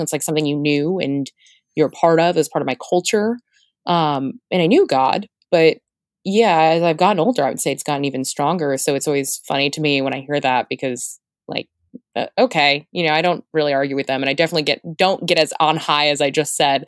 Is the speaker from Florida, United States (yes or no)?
yes; Florida, United States; I'm from Florida